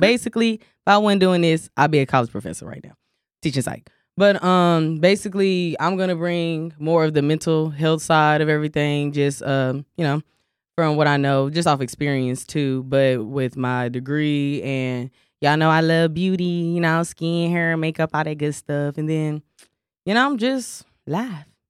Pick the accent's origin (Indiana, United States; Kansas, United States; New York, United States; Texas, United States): Texas, United States; Dallas; I'm from Dallas, Texas